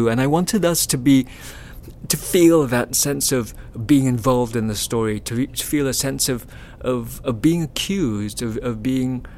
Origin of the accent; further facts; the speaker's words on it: Kuala Lumpur, Malaysia; KL is a very Cantonese town